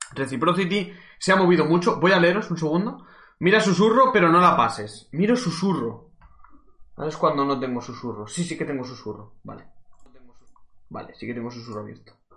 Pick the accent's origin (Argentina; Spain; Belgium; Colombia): Spain; Cuenca, Castilla-La Mancha; soy de Cuenca